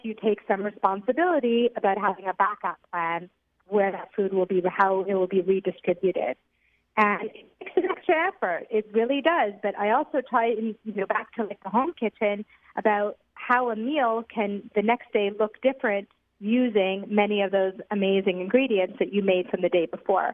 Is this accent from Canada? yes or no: yes; Montreal, Quebec, Canada; moved away as an adult; now in Ra'anana, Israel; I'm from Montreal. I'm 48, the mother of three boys, and have been living in Ranat for the past 5 years.